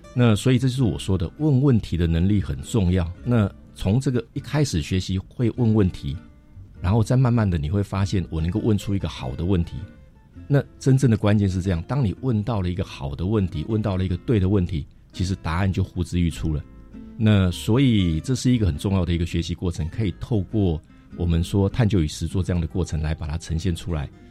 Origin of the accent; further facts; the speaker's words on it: Taiwan; 我们台湾人或华人